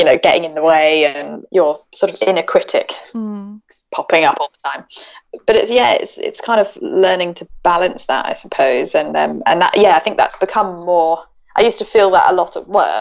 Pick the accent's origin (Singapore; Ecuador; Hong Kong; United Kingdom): Hong Kong; moved away; I grew up in Hong Kong. My family are there